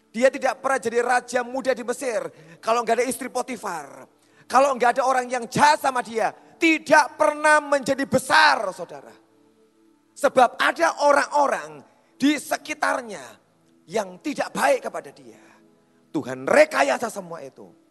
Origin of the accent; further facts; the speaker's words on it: Java, Indonesia; Kita itu orang Jawa